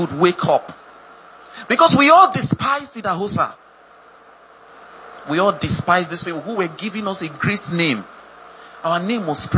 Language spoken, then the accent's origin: English; Nigeria; you brought me into one of the most notorious countries in the planet